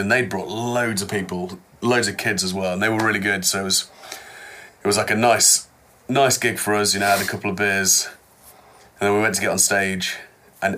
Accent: the Midlands of England, United Kingdom; being like in the Midlands of England

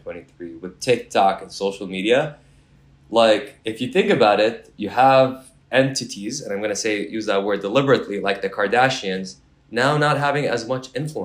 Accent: Kuwait; now in Canada; Moved to Kuwait and settled there. And from there, that was my upbringing. I was born in Kuwait.

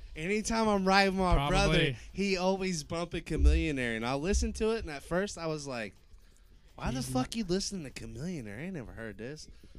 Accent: Greenfield, Indiana, United States; I'm from Greenfield, dog.

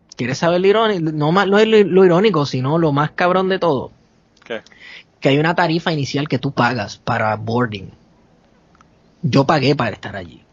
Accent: Puerto Rico; yo soy de Puerto Rico

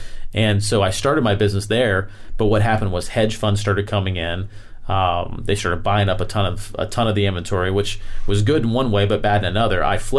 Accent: Florida, United States; I'm from Florida.

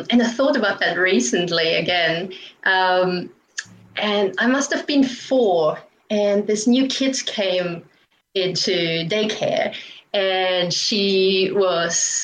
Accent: Aachen, North Rhine-Westphalia, Germany; moved away; I grew up in Germany on the border to Netherlands and Belgium, in a town called Aachen.

